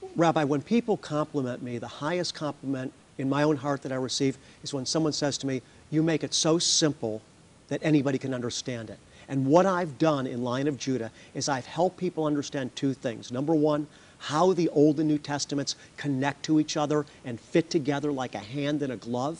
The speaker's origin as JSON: {"language": "English", "country": "United States", "said": "as an American"}